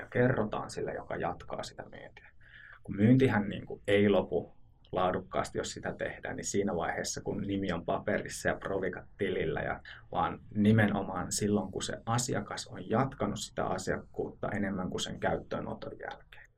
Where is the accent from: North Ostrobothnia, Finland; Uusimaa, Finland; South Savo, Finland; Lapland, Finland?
North Ostrobothnia, Finland; Oulu; moved away as an adult; now in Southern Finland, Finland; Olen alun perin Oulusta kotoisin